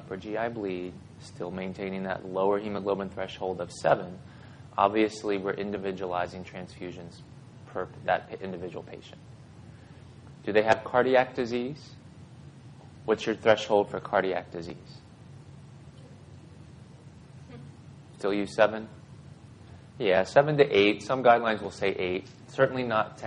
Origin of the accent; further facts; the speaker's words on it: Mount Airy, Maryland, United States; also born or lived in Baltimore, Maryland; my parents moved me way west. It's a place called Mount Airy in western Howard County, Carroll County